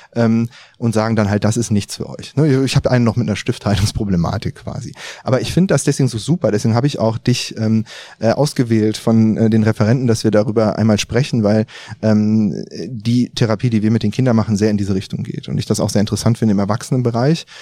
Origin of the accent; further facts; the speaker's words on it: Düsseldorf, North Rhine-Westphalia, Germany; sind jetzt hier in Düsseldorf. Ja, hier komme ich her